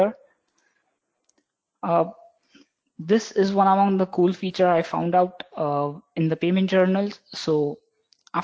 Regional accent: Mumbai, Maharashtra, India; I'm from Mumbai, working in CloudFronts Technologies.

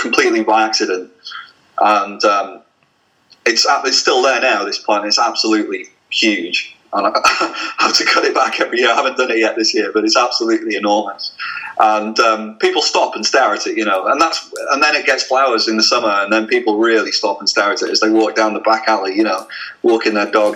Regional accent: Blackpool, North West England, United Kingdom; I'm from Blackpool

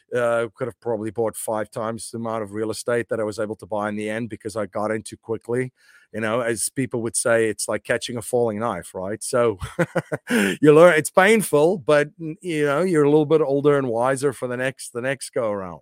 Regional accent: South Africa; moved away as an adult; now in United States; I'm originally from South Africa. I grew up in a very interesting time in South Africa's history

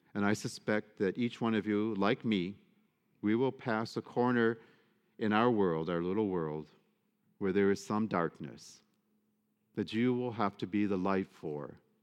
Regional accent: Detroit, Michigan, United States; I should never have been growing up in Detroit

